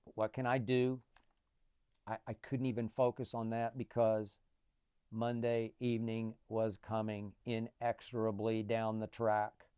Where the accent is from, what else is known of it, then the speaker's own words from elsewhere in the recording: Oklahoma City, Oklahoma, United States; moved away; also born or lived in Chicago; when I was growing up in Oklahoma City